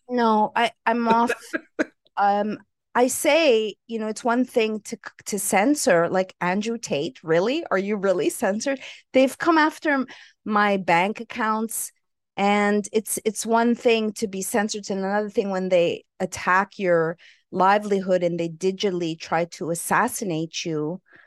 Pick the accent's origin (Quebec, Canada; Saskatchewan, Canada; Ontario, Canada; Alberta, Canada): Quebec, Canada; Montreal; also born or lived in Los Angeles, California / San Francisco, California; now in Costa Rica; I hail from Montreal, Canada